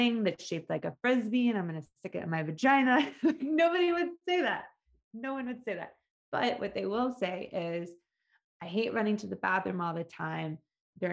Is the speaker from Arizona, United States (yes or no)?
no; Atlanta, Georgia, United States; I grew up in Atlanta